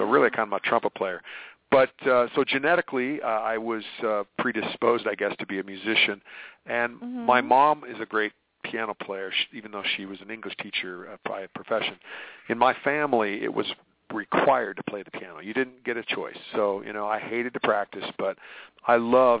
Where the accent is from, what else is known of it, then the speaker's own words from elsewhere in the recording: United States; I'm an American boy here